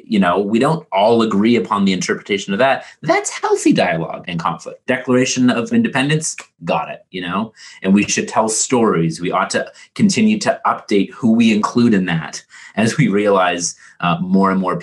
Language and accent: English; Canada; As a Canadian